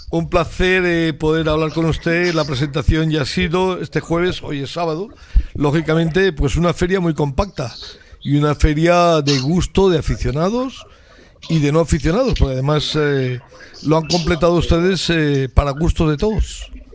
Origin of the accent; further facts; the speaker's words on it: Valencian Community, Spain; por mi tierra, por Valencia